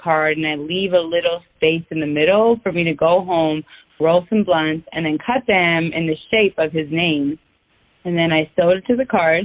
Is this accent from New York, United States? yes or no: yes; Westchester County, New York, United States; I am 28 years old, and I am from Westchester County in New York